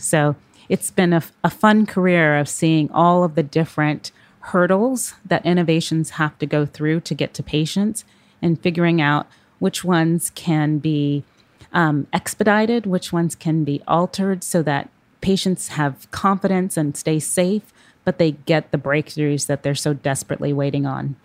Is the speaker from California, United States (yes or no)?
yes; Oakland, California, United States; those communities I grew up near in Oakland, California.